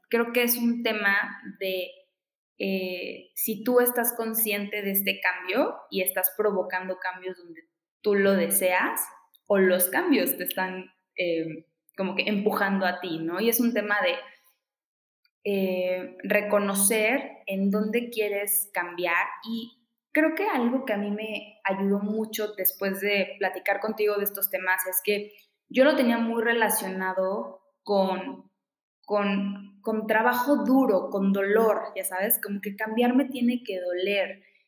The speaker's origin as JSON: {"language": "Spanish", "region": "Veracruz", "country": "Mexico", "tie": "born or raised there", "said": "soy jarocha, soy de Veracruz, crecí en la costa"}